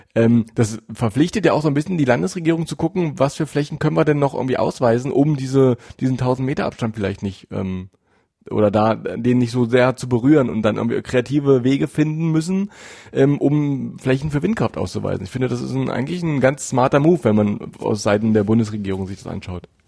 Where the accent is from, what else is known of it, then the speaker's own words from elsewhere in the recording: Altmark, Saxony-Anhalt, Germany; ich bin in der Altmark groß geworden